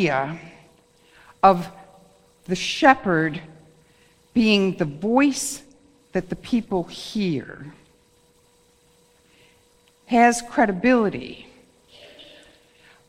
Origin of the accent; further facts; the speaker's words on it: Wales, United Kingdom; I'm a Welsh person.